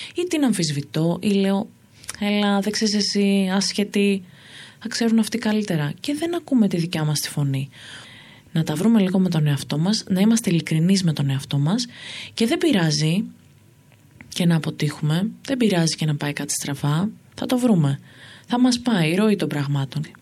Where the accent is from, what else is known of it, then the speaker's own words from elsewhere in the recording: Thessaloniki, Central Macedonia, Greece; moved away as an adult; also born or lived in Amfissa; now in Athens, Greece; Εγώ λοιπόν είμαι από τη Θεσσαλονίκη